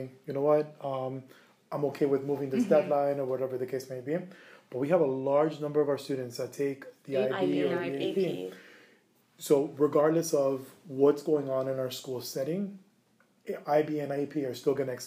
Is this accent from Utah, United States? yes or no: no; Miami, Florida, United States; I was born and raised down in Miami